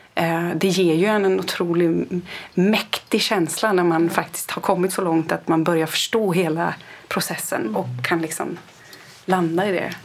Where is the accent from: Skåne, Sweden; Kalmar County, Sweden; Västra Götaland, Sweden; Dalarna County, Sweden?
Kalmar County, Sweden; jag är uppväxt på landsbygden på Öland